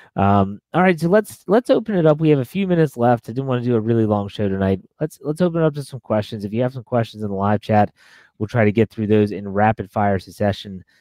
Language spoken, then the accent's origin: English; Pittsburgh, Pennsylvania, United States; moved away; I'll I'll make a trip back to my hometown